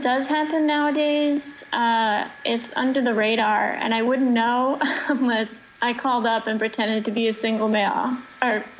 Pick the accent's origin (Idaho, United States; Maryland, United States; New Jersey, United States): New Jersey, United States; Rock Lodge, that's the club I grew up at in New Jersey